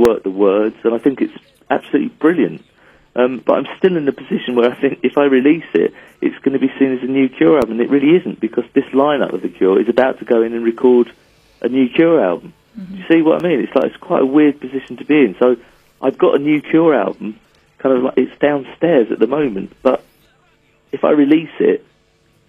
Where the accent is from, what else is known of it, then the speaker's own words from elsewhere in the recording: England, United Kingdom; we're an English band. Like our culture is English and our humor is English